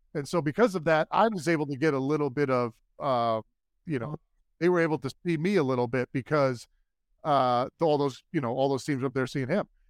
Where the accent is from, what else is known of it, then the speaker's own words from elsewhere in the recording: New York City, New York, United States; I'm originally from Brooklyn, New York. My family's from New York, and we grew up Jets fans.